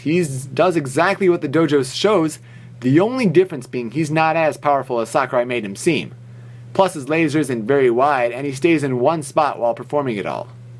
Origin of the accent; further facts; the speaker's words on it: Hemet, California, United States